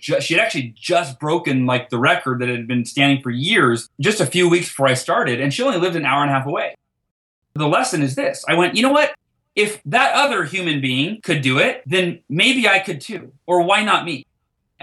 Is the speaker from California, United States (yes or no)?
yes; Oakhurst, California, United States; my hometown, Oakhurst, California